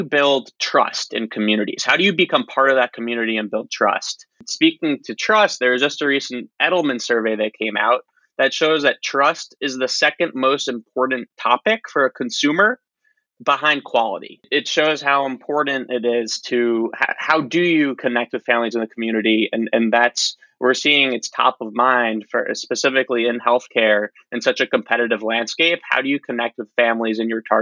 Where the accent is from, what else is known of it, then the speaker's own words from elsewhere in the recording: Long Island, New York, United States; moved away as an adult; also born or lived in Austin, Texas / Detroit, Michigan; I'm originally from New York, Long Island